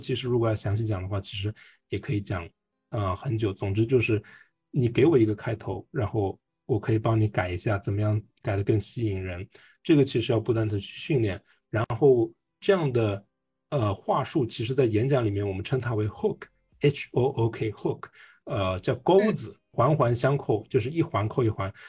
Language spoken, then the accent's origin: Chinese; Hong Kong; born there; 当时因因为我出生在香港，所以我用的是香港的身份证。